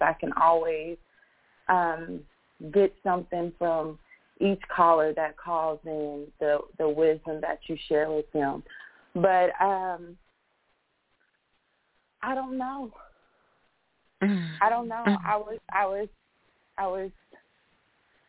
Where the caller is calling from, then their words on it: Texas, United States; I'm calling in from Texas